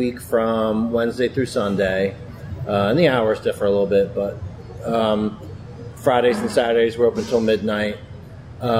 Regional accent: Upper Darby, Pennsylvania, United States; also born or lived in Wayne, Pennsylvania; I grew up in Upper Darby

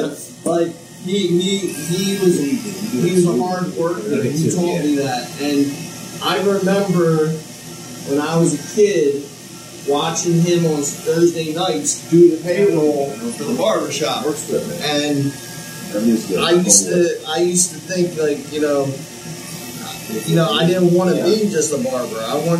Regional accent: Norristown, Pennsylvania, United States; My father raised four boys by himself. In a two-bedroom, small apartment I grew up in Norristown.

